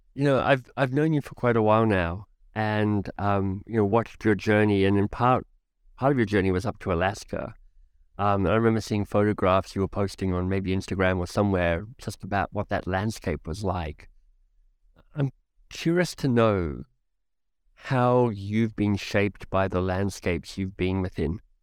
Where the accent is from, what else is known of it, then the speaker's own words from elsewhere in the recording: Australia; as an Australian